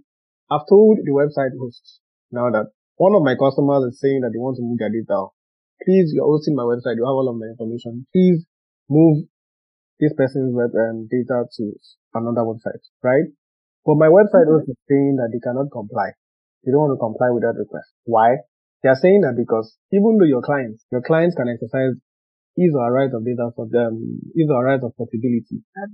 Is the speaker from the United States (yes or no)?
no; Nigeria; English is a second language; I'm Nigerian, but I fall under the scope of GDPR.